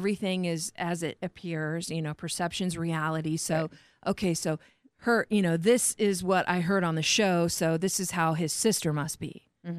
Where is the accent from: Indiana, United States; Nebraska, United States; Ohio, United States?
Indiana, United States; Warsaw; moved away as an adult; I came from Indiana to here.